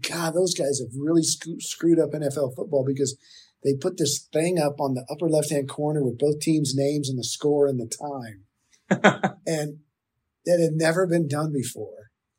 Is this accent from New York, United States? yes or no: no; San Antonio, Texas, United States; I grew up here. From San Antonio. Chuck and I were rivals in high school. We didn't know each other, but our two high schools were. We're both from NEISD schools. I went to Churchill and University of North Texas